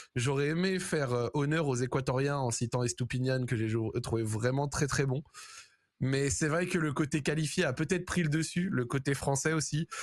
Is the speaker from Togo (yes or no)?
no; Morocco; also born or lived in France; en tant que Marocain